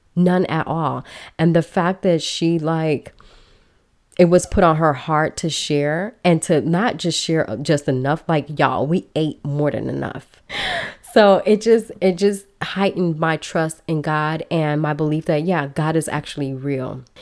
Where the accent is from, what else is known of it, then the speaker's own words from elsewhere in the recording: Belize; now in United States; I am originally from Belize. I was brought to the country illegally, and I spent many years here undocumented